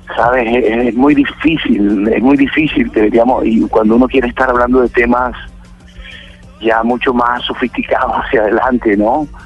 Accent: Santa Marta, Magdalena, Colombia; como Samario

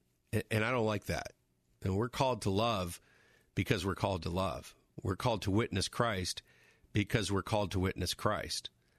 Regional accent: Toledo, Ohio, United States; born there; also born or lived in Los Angeles / Michigan / North Carolina / Florida; I said, I was born in Toledo. But then I lived in L.A., but then I came back to Michigan, but then we lived in North Carolina

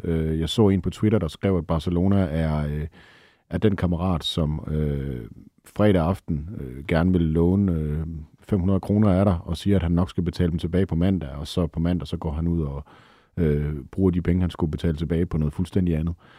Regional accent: Denmark; vi er danskere

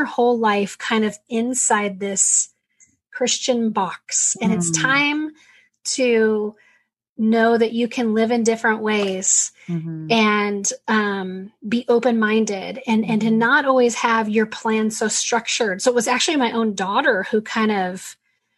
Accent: San Diego, California, United States; We're San Diego kids. We grew up in San Diego

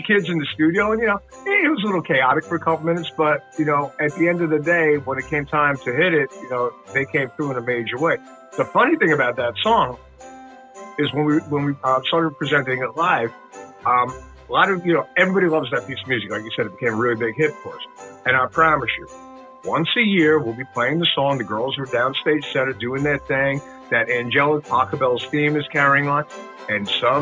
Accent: Long Island, New York, United States; I grew up Italian Catholic on Long Island

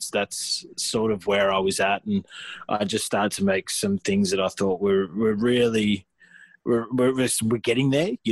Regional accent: Australia; for years we sort of just were classed as Aussie hip hop, you know, and it was just I never really found myself in that niche, which like I am now collaborating with more Australian artists

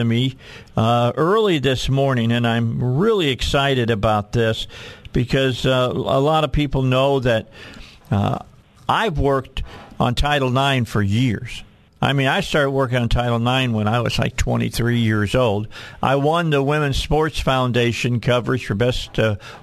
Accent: outside of Chicago, Illinois, United States; moved away as an adult; now in Arkansas, United States; I grew up outside of Chicago

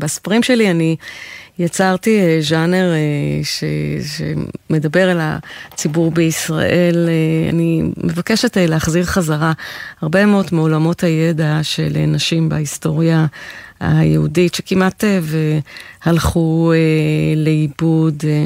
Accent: Israel; הצברית התוססת

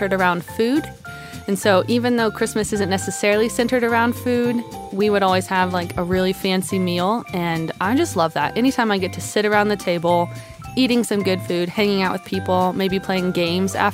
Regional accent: New Mexico, United States; I grew up in New Mexico

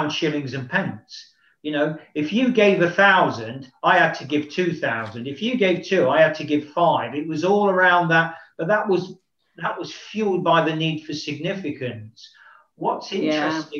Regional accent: Nottingham, East Midlands, United Kingdom; moved away; a professional football club, Nottingham Forest, back in my hometown

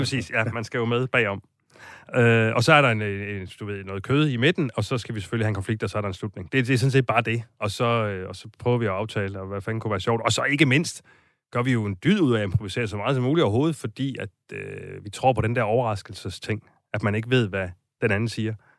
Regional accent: Silkeborg, Central Denmark Region, Denmark; i Silkeborg, hvor jeg kommer fra

